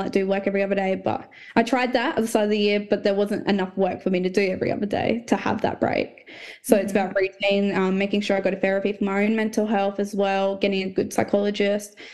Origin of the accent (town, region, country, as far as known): Port Lincoln, South Australia, Australia; born or raised there; also born or lived in Port Pirie / Melrose / Tumby Bay; now in Adelaide, Australia